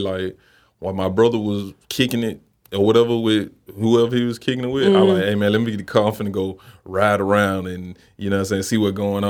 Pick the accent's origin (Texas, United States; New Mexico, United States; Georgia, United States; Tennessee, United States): Tennessee, United States; Memphis; bro, I grew up in Memphis, and you know, I'm 30 years old and you survive in Memphis.